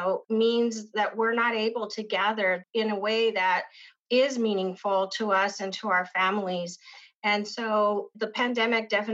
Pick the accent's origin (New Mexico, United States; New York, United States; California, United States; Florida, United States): New Mexico, United States; Isleta; I grew up in the Pueblo of Isleta